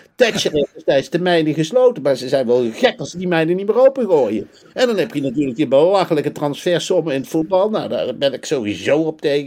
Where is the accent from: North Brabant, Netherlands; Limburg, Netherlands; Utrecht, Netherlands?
North Brabant, Netherlands; moved away as an adult; now in United Kingdom; Ik kom oorspronkelijk uit Brabant